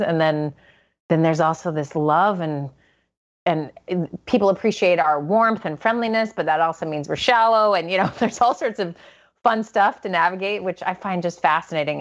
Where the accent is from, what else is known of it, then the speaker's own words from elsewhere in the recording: United States; as an American